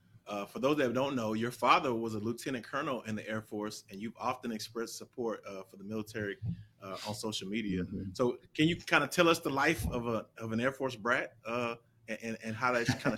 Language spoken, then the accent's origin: English; Shreveport, Louisiana, United States; I'm from Shreveport, Louisiana